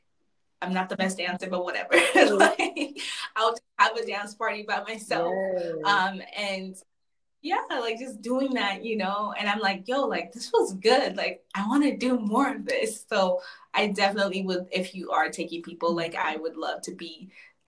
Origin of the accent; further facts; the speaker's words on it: Chicago, Illinois, United States; also born or lived in Zambia; Like I was born in Africa, Zambia, you know. So, but I grew up in various parts of the States. So I grew up in Chicago.